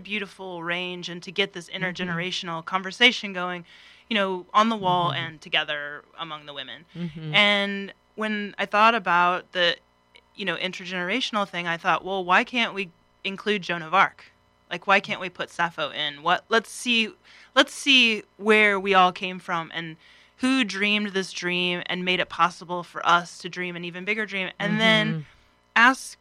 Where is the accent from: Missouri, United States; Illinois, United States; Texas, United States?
Missouri, United States; Sedalia; I grew up in central Missouri, a little town called Sedalia